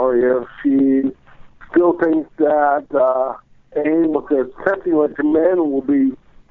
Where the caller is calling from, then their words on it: Atlanta, Georgia, United States; I'm calling from Atlanta, Georgia.